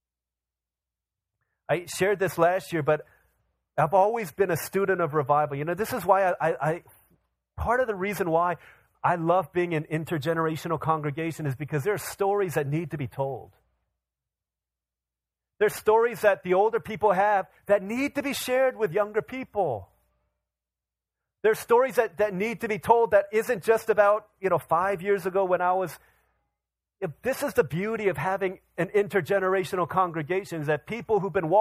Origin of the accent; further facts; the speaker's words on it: Washington, District of Columbia, United States; I grew up in the Washington, D.C. area.